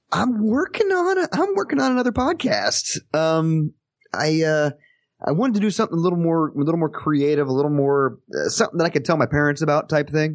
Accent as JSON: {"language": "English", "town": "Parsons", "region": "Kansas", "country": "United States", "tie": "born or raised there", "said": "my hometown here, Parsons, Kansas"}